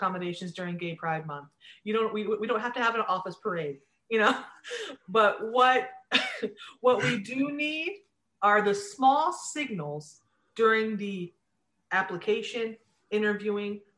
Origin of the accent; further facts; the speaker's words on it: Sandusky, Ohio, United States; I grew up in near Sandusky, Ohio